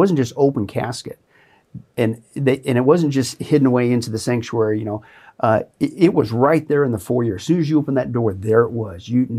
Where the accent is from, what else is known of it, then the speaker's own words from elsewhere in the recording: Kansas, United States; where I grew up in Southeast Kansas, at that time, per capita, the population, it had the most churches anywhere, mm-hmm, in the United, mm-hmm, States.